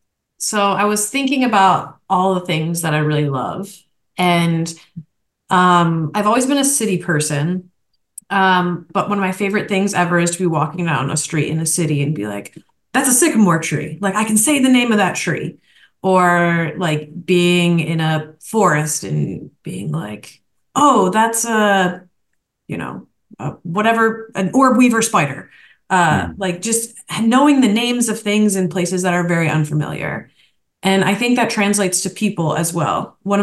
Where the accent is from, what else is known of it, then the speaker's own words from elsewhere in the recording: Detroit, Michigan, United States; And I'm like, I'm from Detroit too.